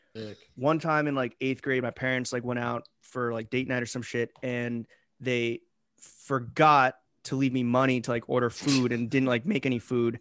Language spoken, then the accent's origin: English; New York City, New York, United States; I grew up in New York City